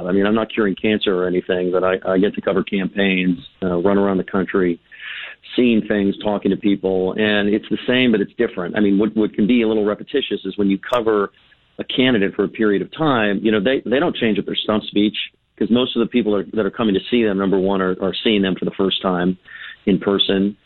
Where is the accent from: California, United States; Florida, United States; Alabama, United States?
California, United States; I'm from California where nobody cares about politics except that maybe once in a generation